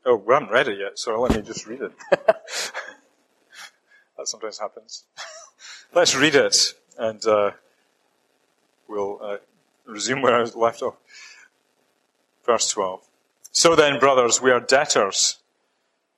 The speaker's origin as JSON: {"language": "English", "region": "Scotland", "country": "United Kingdom", "accent": "Scottish", "moved": "as an adult", "said": "I'm hanging on to my Scottish accent as much as I can"}